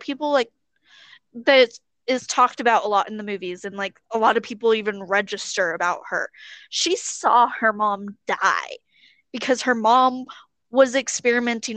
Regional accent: United States; We may be American

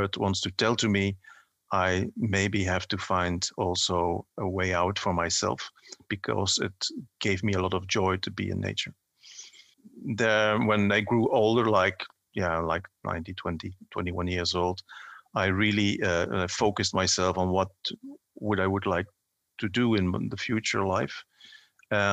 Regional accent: Belgium; I grew up in a coal mining region.

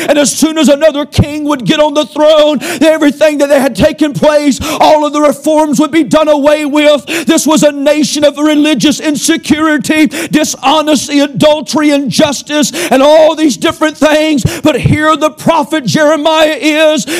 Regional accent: United States; I'm an American, but I'm a Christian first

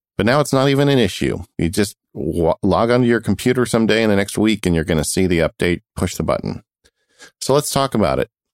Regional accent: California, United States; we're Californian

